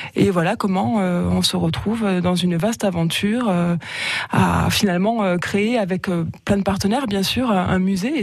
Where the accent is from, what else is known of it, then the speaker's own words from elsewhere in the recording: Marseille, Provence-Alpes-Côte d'Azur, France; moved away as an adult; now in Lezoux, France; je suis née à Marseille